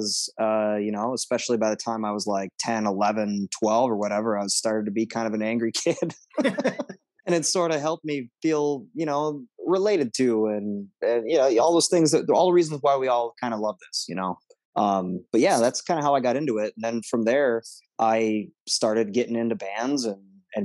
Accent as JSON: {"language": "English", "town": "Monticello", "region": "Minnesota", "country": "United States", "tie": "born or raised there", "said": "I grew up out in Monticello, Minnesota."}